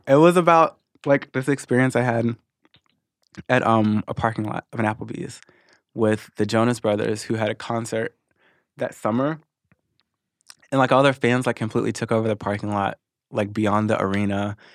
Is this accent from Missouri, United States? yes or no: yes; Missouri, United States; moved away as an adult; also born or lived in Arkansas; now in Los Angeles, United States; I moved to Missouri when I was six. And then I was there ever since until about two and a half years ago when I moved to L